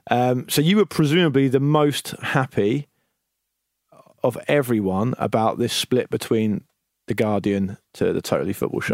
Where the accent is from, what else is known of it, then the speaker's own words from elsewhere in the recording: Portsmouth, South East England, United Kingdom; when I grew up in Portsmouth